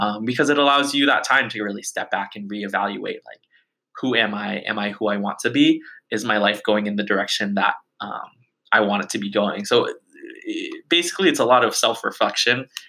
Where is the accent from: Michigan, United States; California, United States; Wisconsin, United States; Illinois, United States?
California, United States; Bay Area; my hometown of like the bay area